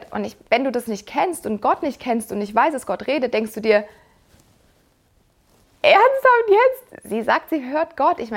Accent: Mannheim, Baden-Württemberg, Germany; ich bin in Mannheim aufgewachsen und wir haben dort den Neckar und den Rhein.

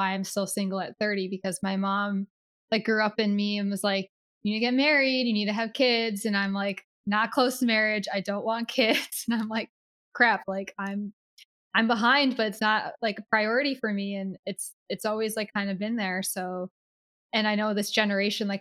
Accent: Connecticut, United States; also born or lived in Philadelphia, Pennsylvania; now in Los Angeles, United States; I grew up in Connecticut.

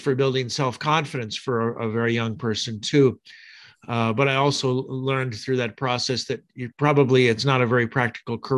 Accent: Pullman, Washington, United States; I grew up in the United States, in the state of Washington, actually in Pullman, Washington.

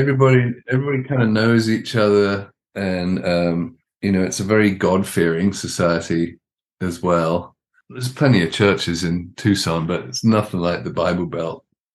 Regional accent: London, United Kingdom; also born or lived in Arizona / Mississippi; now in United States; I've now spent more of my life in Southern Arizona than I have anywhere else, including, you know, growing up in London.

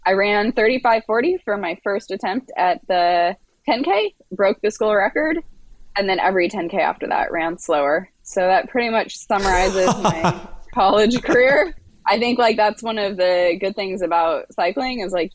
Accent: Marina del Rey, California, United States; I am from Marina Del Rey, California

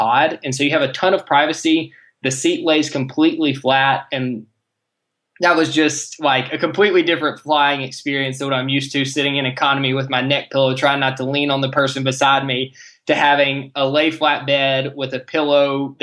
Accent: Nashville, Tennessee, United States; I'm from Nashville. We're in the central time zone

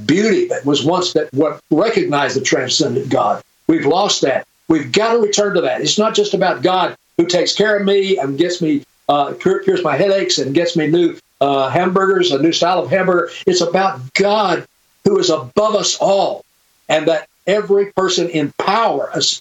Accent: Birmingham, Alabama, United States; I grew up in Birmingham, Alabama.

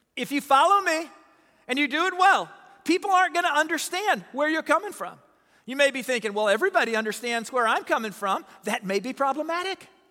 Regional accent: Southern Illinois, United States; I'm from Southern Illinois

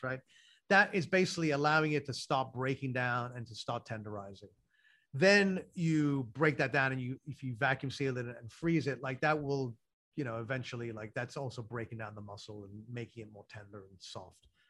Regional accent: London, United Kingdom; moved away; so I grew up in London

